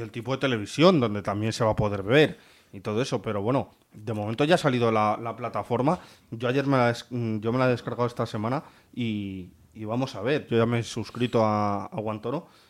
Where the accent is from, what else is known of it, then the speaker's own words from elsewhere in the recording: Santa Cruz de Mudela, Castilla-La Mancha, Spain; la plaza de mi pueblo, en, Las Virtudes, en Santa Cruz de Mudela